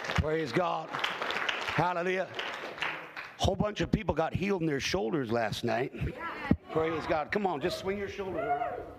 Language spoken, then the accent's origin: English; Hamilton, Ontario, Canada; I grew up in Hamilton, Ontario